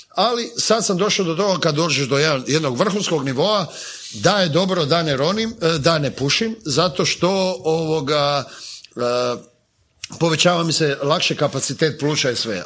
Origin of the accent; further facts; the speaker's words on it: Zagreb, City of Zagreb, Croatia; also born or lived in London; kod nas u Zagrebu